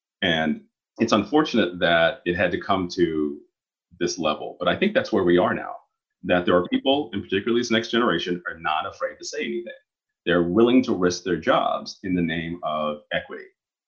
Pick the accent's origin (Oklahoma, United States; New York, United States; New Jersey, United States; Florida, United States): Oklahoma, United States; I grew up in Oklahoma and not very many people of color there, and particularly Black, mostly Native American, the higher minority population in Oklahoma.